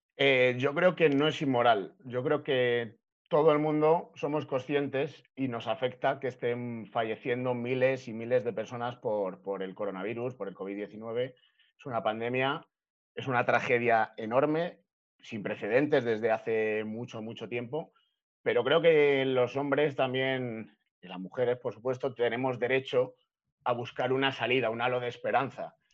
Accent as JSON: {"language": "Spanish", "country": "Spain", "said": "en mi país"}